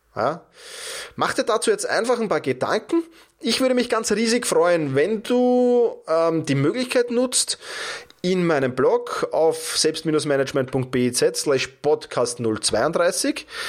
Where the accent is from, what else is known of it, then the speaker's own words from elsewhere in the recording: Austria; bei uns in Österreich